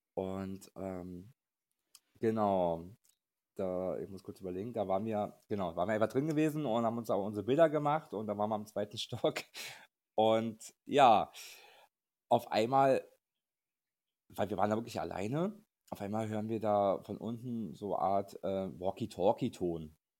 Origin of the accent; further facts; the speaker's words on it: Berlin, Germany; wir kommen übrigens aus Berlin